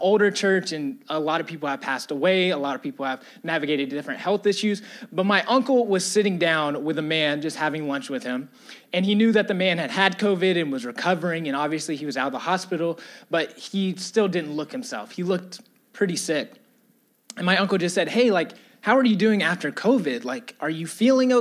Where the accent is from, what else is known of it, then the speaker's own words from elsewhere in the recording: Atlanta, Georgia, United States; I'm from Atlanta. I love my city.